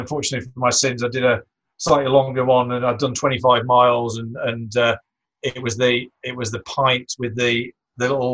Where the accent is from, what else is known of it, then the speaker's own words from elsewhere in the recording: Ashbourne, East Midlands, United Kingdom; my hometown of Ashbourne